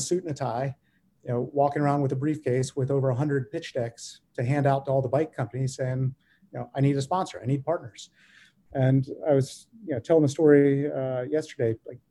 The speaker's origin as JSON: {"language": "English", "region": "the South", "country": "United States", "said": "we're from the South"}